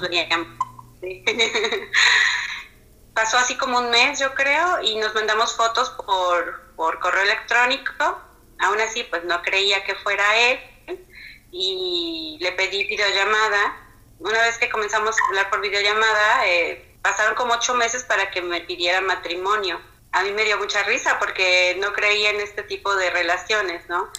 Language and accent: Spanish; Mexico; mexicana, casada con un pakistaní